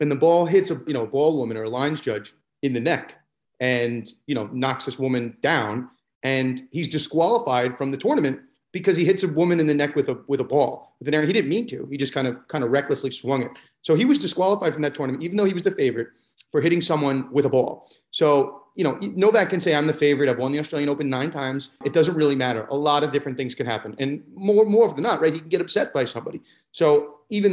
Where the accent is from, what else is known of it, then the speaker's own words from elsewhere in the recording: New York, United States; I'm from New York